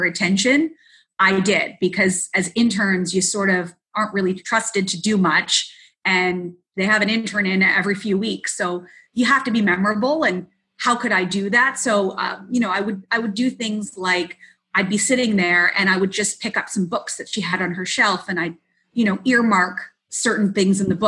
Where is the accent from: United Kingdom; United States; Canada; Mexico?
Canada; Mississauga, Ontario; It was a local show that we had in where I grew up in Mississauga.